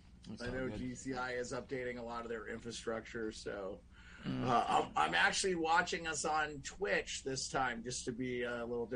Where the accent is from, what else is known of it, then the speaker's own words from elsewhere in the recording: Scotland, United Kingdom; I'm a, you know, I'm Scottish, and, you know, the Highlander had a sword